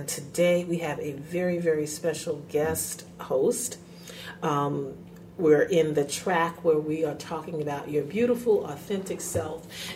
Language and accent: English; New York, United States; I grew up in New York